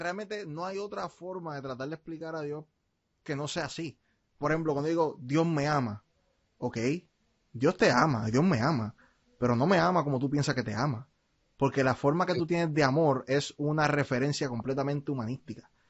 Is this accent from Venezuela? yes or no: no; Puerto Rico; nací en Puerto Rico